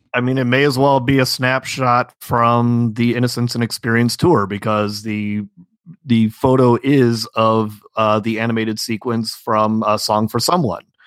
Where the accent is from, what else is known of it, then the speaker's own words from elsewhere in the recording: Illinois, United States; I'm from Illinois